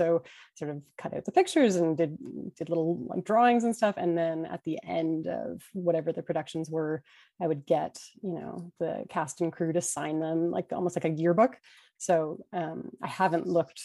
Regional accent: Vancouver, British Columbia, Canada; I was from Vancouver

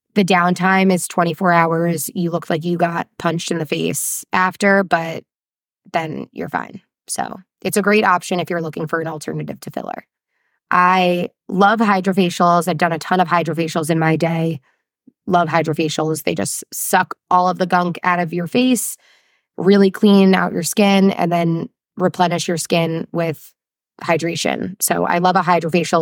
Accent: New Jersey, United States; I'm not French. I'm from New Jersey

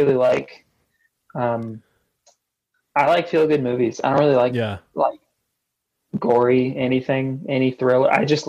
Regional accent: California, United States; I played the Constellation Room in Orange County, my hometown

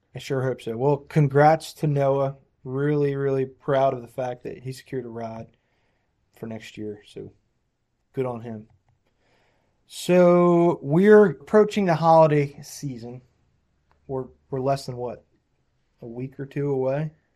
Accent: New Jersey, United States; moved away; I came from New Jersey

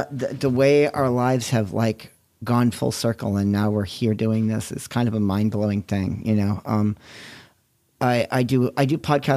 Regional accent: New England, United States; also born or lived in Massachusetts / New Hampshire; I grew up in New England. I grew up in Massachusetts and New Hampshire.

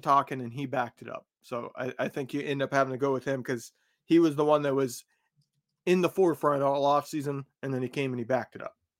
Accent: Indiana, United States; I grew up in Indiana

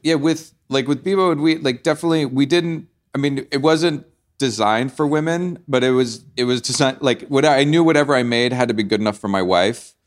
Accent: New Orleans, Louisiana, United States; I grew up in New Orleans listening to a lot of, like, blues and jazz

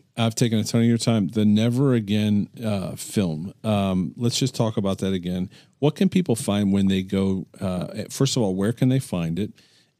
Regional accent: United States; I was born in America. I've lived in America.

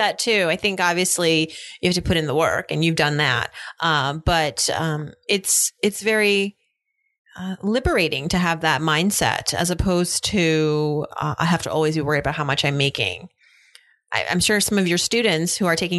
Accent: Massachusetts, United States; I remember growing up in Massachusetts

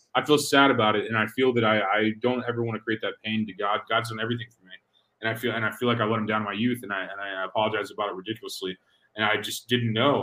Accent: Missouri, United States; I'm from Missouri, we have similar values probably

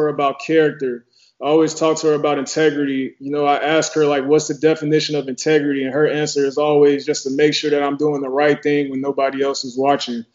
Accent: Atlanta, Georgia, United States; I'm from Atlanta

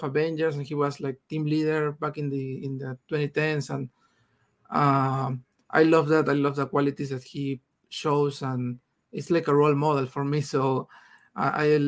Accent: Peru; first language Spanish; English is a second language; I'm from Peru. I'm here in Peru right now.

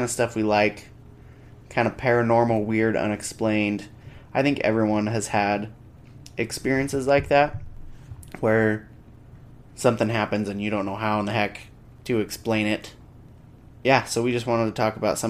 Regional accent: Salt Lake City, Utah, United States; I'm from Salt Lake

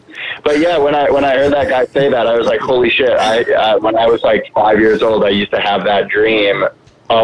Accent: Connecticut, United States; now in Queens, United States; I didn't grow up in New York. I grew up in Connecticut.

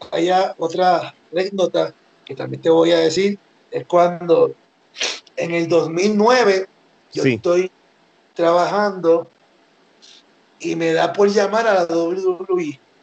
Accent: Puerto Rico; now in Mexico; Y Boricua, porque soy Boricua.

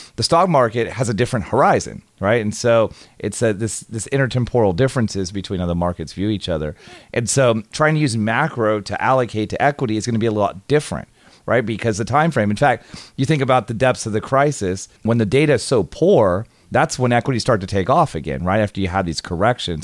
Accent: California, United States; also born or lived in Tallahassee, Florida; I grew up in California

